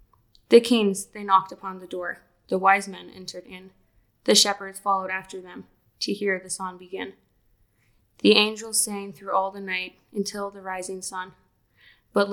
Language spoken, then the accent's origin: English; Parkville, Missouri, United States; I'm a sophomore from Parkville, Missouri